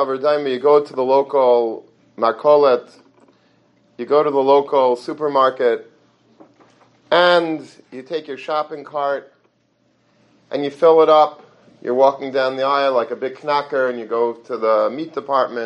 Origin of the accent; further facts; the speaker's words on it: Long Beach, United States; when I was a little boy growing up in Long Beach